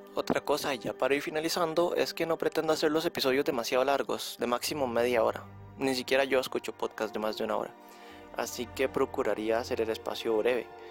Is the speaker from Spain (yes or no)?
no; Costa Rica; yo soy de Costa Rica